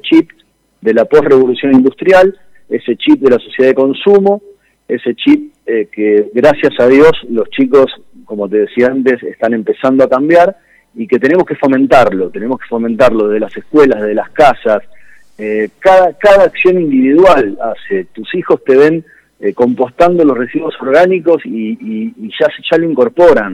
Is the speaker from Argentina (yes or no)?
yes; Argentina